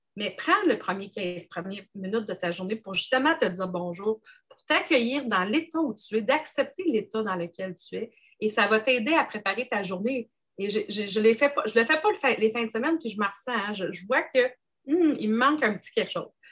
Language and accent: French; Gaspésie, Quebec, Canada; je suis originaire de la Gaspésie